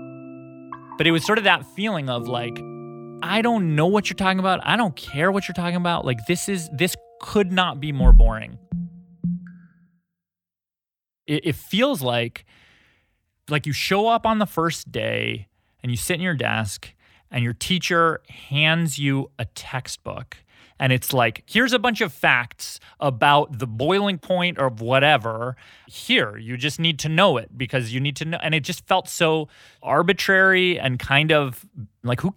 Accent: outside Toronto, Ontario, Canada; I grew up outside Toronto

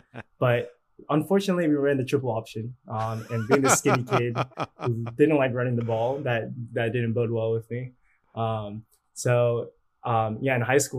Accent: Boston, Massachusetts, United States; born there; also born or lived in California; So I was born in Boston.

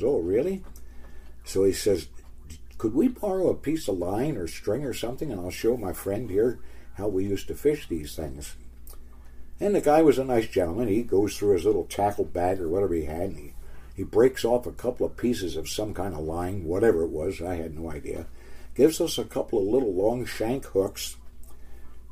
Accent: Baltimore, Maryland, United States; now in Oregon, United States; I was born and raised in Baltimore, Maryland, and came from the Lower East Side of Baltimore

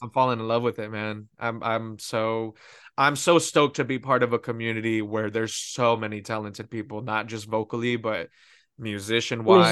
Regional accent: Pico Rivera, California, United States; moved away as an adult; now in Texas, United States; I'm originally from Pico Rivera, which is, uh, very close to East, East Los Angeles

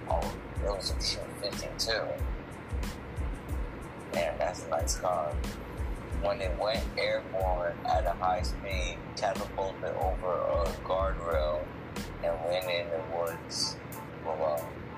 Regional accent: Liberty, United States; also born or lived in Long Island, New York; What the hell do I claim Liberty? Just because I grew up there, don't mean I'm from there.

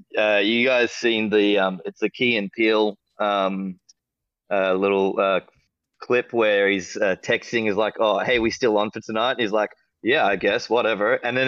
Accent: Australia; I'm Australian.

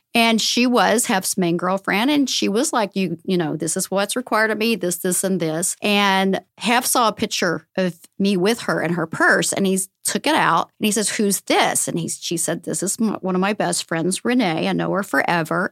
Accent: the South, United States; moved away; also born or lived in San Diego; I grew up in the South where, um, it was a Bible Belt

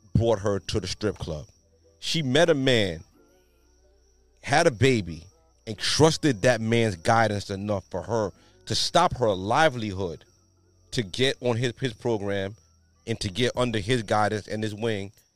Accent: New York, United States; I'm from New York

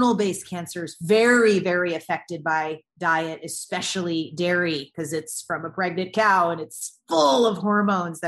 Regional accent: the South, United States; I grew up in the South, in the States

